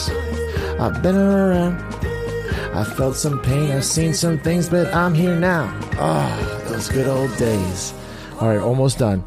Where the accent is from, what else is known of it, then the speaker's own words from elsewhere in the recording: Chicago, Illinois, United States; moved away; I grew up in Chicago.